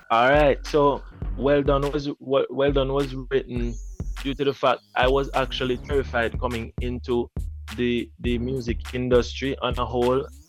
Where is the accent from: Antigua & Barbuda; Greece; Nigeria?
Antigua & Barbuda; moved away as an adult; now in Jamaica; actually, I'm from Jamaica. I was born here, but I grew up in Antigua.